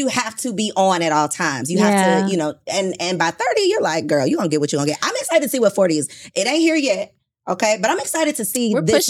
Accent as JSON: {"language": "English", "country": "Jamaica", "said": "I'm Jamaican."}